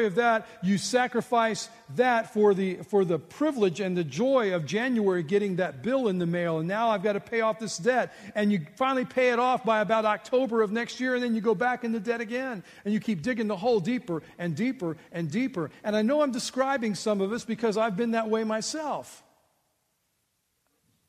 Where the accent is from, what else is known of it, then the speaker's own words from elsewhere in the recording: United States; I was born in the United States, the land of plenty